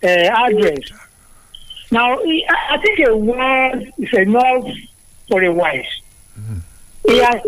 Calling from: Lagos, Nigeria; I'm …. I'm calling from Lagos.

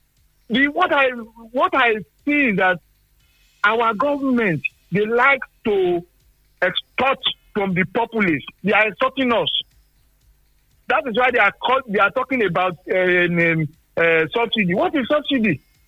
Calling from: Nigeria; Engineer Afolabi, I'm calling from Sangi.

